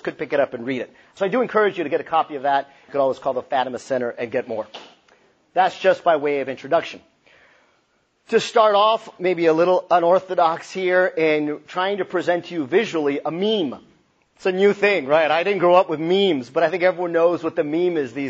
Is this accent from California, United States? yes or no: no; El Paso, Texas, United States; moved away as an adult; now in Cincinnati, United States; I'm from El Paso, Texas, and my parents are of Mexican descent. I left El Paso a few years ago